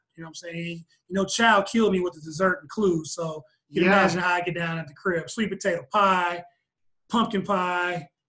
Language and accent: English; Houston, Texas, United States; moved away; I'm a Texan. Cold weather plus Houston just doesn't exist.